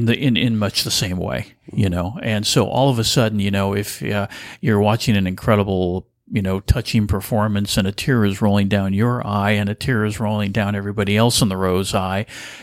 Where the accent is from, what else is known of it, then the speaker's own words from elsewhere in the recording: Burlingame, California, United States; Well, I'm a native of California. In fact, I'm a third generation Californian.